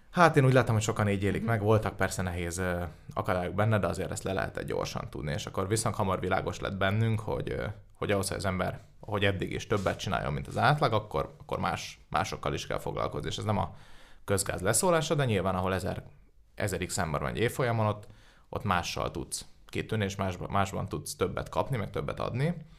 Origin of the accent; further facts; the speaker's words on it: Budapest, Hungary; én budapesti vagyok